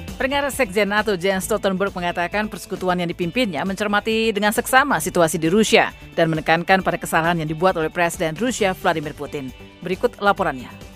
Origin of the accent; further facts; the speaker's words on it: Aceh, Indonesia; now in Washington DC, United States; di kampung saya dulu di Aceh